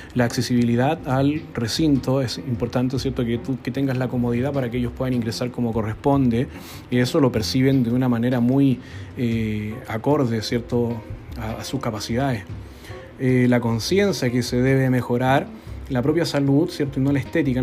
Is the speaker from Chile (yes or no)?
yes; Chile; Nosotros sabemos como chilenos